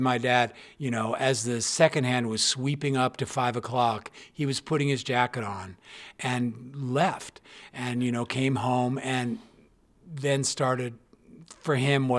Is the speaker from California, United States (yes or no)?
yes; Los Angeles, California, United States; I'm from Studio City.